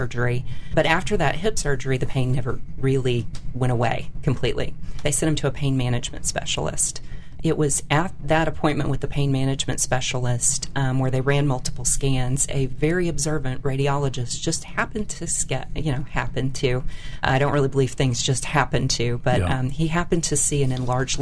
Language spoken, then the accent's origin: English; Lick Creek, Illinois, United States; now in Alabama, United States; I grew up in the southern part of Illinois, which is the beautiful part of Illinois